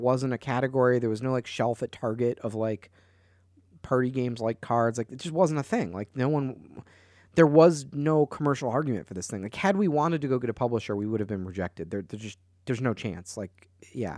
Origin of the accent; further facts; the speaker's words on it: Chicago, Illinois, United States; I'm from Chicago